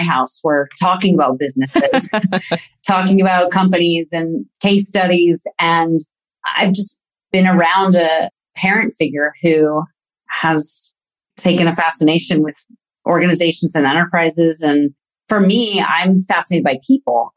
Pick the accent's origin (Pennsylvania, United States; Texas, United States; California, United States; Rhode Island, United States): California, United States; Yorba Linda; moved away as an adult; also born or lived in Palm Springs, California; now in Herzogenaurach, Germany; born in Palm Springs, California, and have been raised mostly in Orange County, California